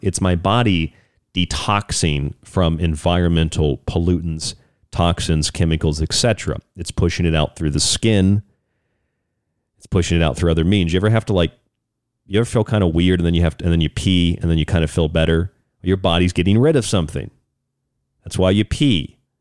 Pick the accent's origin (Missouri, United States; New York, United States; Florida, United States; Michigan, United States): Florida, United States; I grew up in Florida.